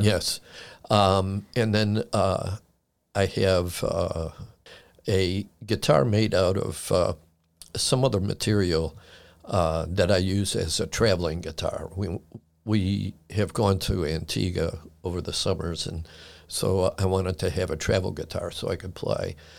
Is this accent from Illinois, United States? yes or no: yes; Chicago, Illinois, United States; moved away as an adult; now in Frederick County, United States; I was born and raised in Chicago and was there until nineteen eighty-five when I moved out here.